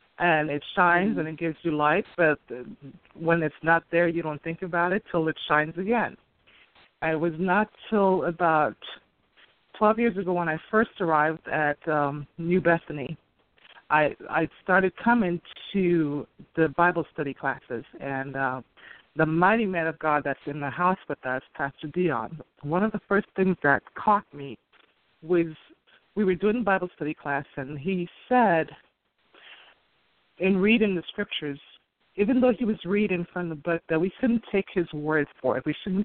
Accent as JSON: {"language": "English", "region": "St. Croix", "country": "U.S. Virgin Islands", "tie": "born or raised there", "accent": "Caribbean", "moved": "as an adult", "said": "I am from the Virgin Islands, raised for the majority of my life, and I've been away from home for about 24 years, give or take"}